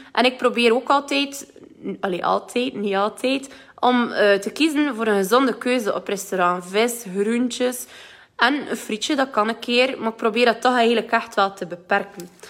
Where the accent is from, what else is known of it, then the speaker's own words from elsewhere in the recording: West Flanders, Belgium; accent: West Flemish; moved away; ik kan het niet verstoppen dat ik van West-Vlaanderen ben